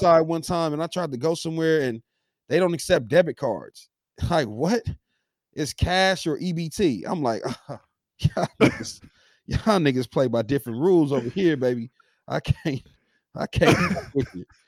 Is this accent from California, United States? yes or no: yes; Los Angeles, California, United States; I'm from South Central Los Angeles